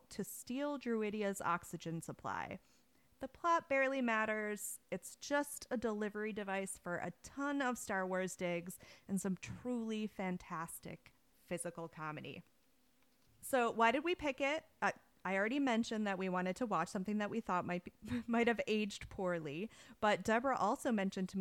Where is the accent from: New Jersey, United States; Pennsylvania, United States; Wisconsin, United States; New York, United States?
Wisconsin, United States; Growing up in Wisconsin, they had us read Little House in the Big Woods in school